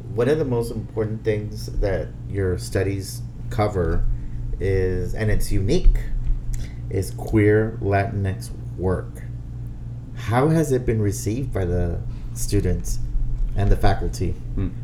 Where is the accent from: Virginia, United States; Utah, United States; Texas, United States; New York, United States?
Texas, United States; Brownsville; moved away; growing up in Brownsville, Texas